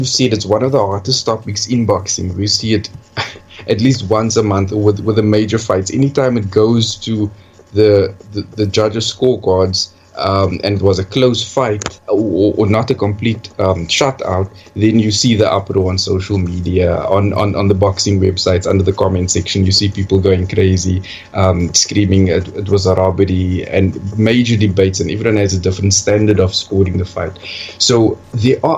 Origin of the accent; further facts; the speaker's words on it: Cape Town, Western Cape, South Africa; I'm from Cape Town, South Africa